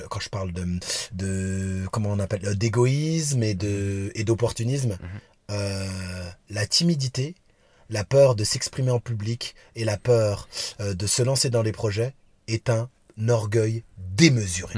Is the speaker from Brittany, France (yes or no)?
no; Vénissieux, Auvergne-Rhône-Alpes, France; also born or lived in Lyon; J'habitais à Lyon, je suis de Vénissieux, des Minguettes